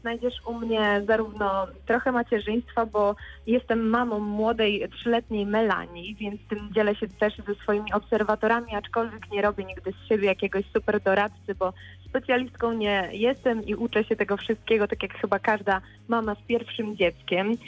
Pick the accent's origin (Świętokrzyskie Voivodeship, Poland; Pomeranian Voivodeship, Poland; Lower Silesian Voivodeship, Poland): Lower Silesian Voivodeship, Poland; Bolesławiec; moved away as an adult; also born or lived in Wrocław; Przeprowadziłam się wtedy z rodzinnego miasta, z Bolesławca do Wrocławia